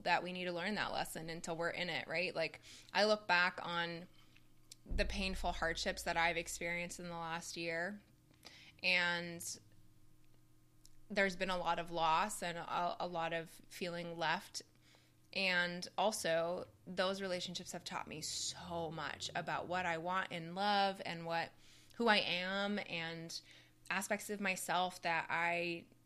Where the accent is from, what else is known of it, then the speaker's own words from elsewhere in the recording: Canada; I'm Canadian